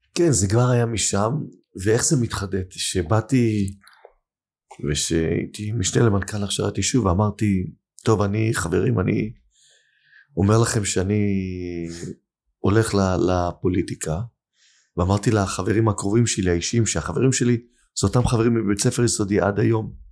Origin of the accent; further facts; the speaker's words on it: Holon, Tel Aviv District, Israel; השכונה שאני גדלתי בה, בתל גיבורים, בחולון